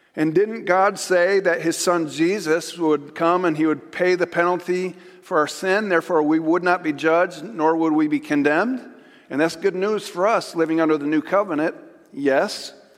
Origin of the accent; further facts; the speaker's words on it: Chautauqua, New York, United States; where I graduated from high school, Chautauqua Institution. And so it made big news in my hometown